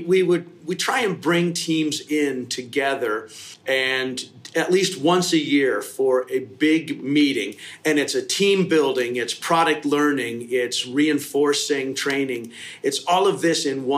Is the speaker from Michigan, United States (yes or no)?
yes; Kalamazoo, Michigan, United States; also born or lived in Detroit; I was born and raised in Michigan, Kalamazoo, West Side.